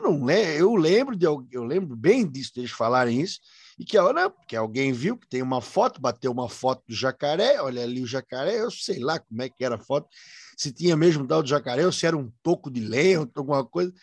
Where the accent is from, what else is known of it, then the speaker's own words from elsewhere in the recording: Brusque, Santa Catarina, Brazil; Eu sou natural do Rio Branco, bairro Rio Branco